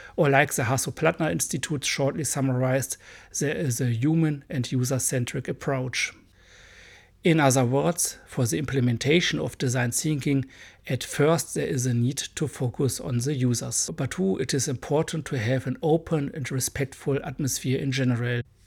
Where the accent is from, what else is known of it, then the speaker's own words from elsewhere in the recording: Germany; accent: hard accent; English is a second language; I'm a German boy.